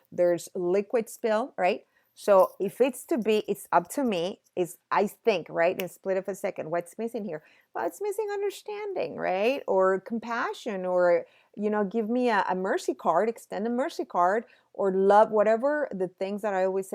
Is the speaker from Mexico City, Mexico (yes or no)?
yes; Mexico City, Mexico; I'm from Mexico City. Mexico City, we get earthquakes usually in September